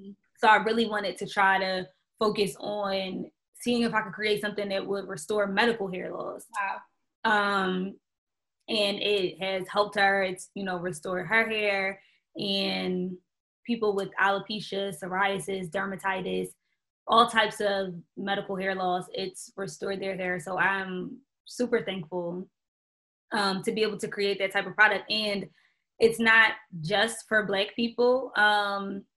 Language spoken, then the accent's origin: English; Philadelphia, Pennsylvania, United States; now in Atlanta, United States; I'm originally from Philadelphia